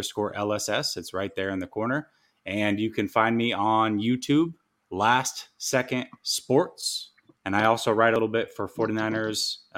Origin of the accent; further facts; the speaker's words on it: the Northwest, Pacific Northwest, United States; I'm from the Northwest.